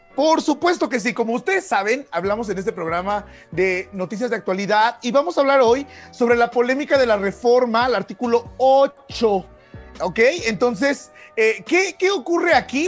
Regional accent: Mexico

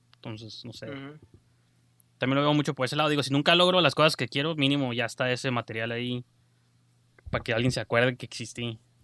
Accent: Mexico; nosotros como mexicanos

